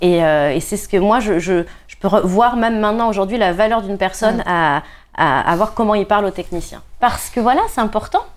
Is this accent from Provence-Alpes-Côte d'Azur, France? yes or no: yes; Nice, Provence-Alpes-Côte d'Azur, France; je suis niçoise